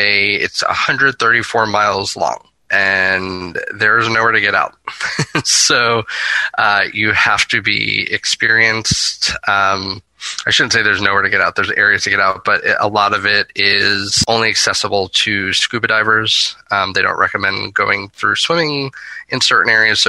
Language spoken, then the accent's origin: English; Florida, United States; my home state of Florida